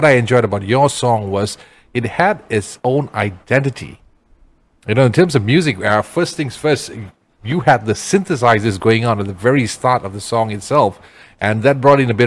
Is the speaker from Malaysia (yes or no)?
yes; Perak, Malaysia; I'm from Perak